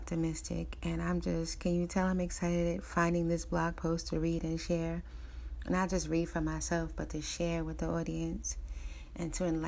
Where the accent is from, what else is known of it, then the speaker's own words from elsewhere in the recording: United States; I'm American. I was born in America, an American African